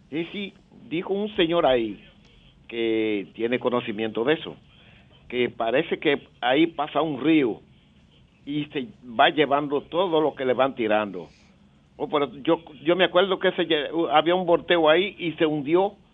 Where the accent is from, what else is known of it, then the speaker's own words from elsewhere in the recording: Dominican Republic; Bueno, eh, yo quiero decirle algo a mi pueblo dominicano.